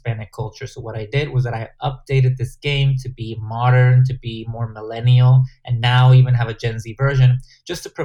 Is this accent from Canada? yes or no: no; Guatemala; English is a second language; moved away; game that I grew up in playing in Guatemala